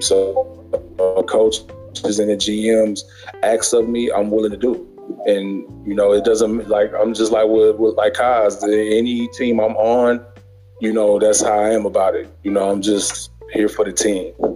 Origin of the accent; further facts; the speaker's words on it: Memphis, Tennessee, United States; now in Sacramento, United States; I'm originally from Memphis, Tennessee, but right now I reside in Sacramento